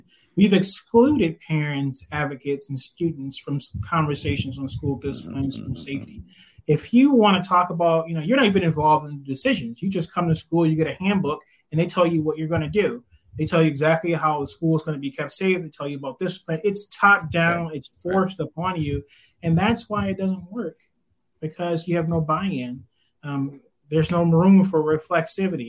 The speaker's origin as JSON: {"language": "English", "town": "Detroit", "region": "Michigan", "country": "United States", "tie": "born or raised there", "said": "I grew up in Detroit"}